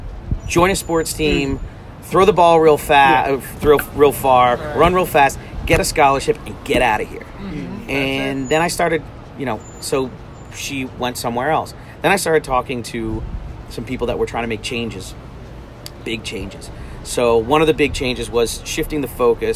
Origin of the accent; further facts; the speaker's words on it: Freehold Township, New Jersey, United States; now in Asbury Park, United States; I grew up in Freehold Township off of East Freehold Road.